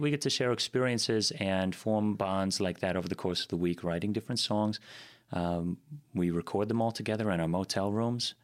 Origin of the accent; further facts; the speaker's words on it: Green Bay, Wisconsin, United States; also born or lived in East Coast / Sturgeon Bay; originally from the East Coast, that's where I spent a number of years growing up. And then to Green Bay